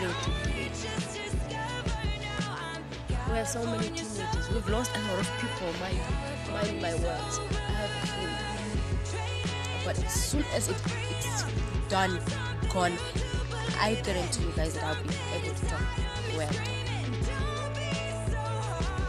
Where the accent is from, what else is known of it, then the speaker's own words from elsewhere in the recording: Namibia; they made us grow in Namibia for education purposes